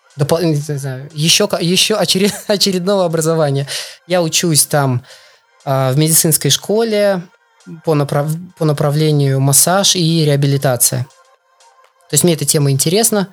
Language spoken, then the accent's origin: Russian; Belarus; moved away as an adult; also born or lived in Russia; now in Poland; я из Беларуси, и все, всю свою спортивную, всё свой спортивный путь, весь свой спортивный путь я начал именно в Беларуси